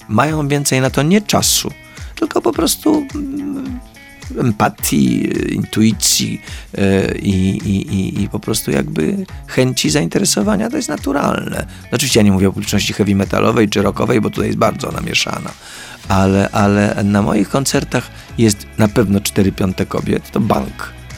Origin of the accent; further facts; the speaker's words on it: Poland; jestem z Polski